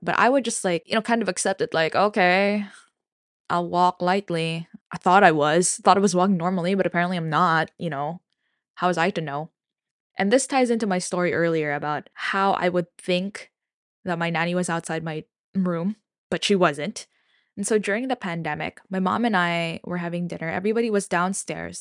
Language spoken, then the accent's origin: English; Manila, Metro Manila, Philippines; I'm from Manila